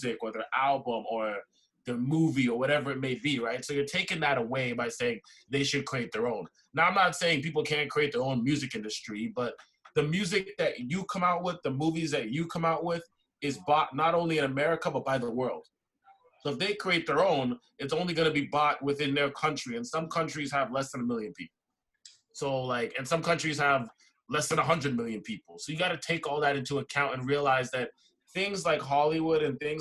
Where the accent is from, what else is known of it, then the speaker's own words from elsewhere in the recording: Toronto, Ontario, Canada; growing up in Canada, especially in a place like Toronto